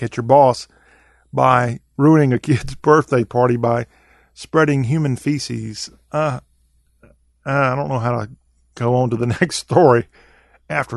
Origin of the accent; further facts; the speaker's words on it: the South, United States; I am a Southerner.